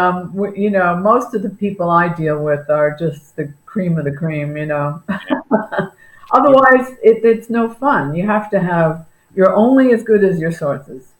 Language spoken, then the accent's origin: English; Long Island, New York, United States; moved away as an adult; now in Naples, United States; I'm originally from New York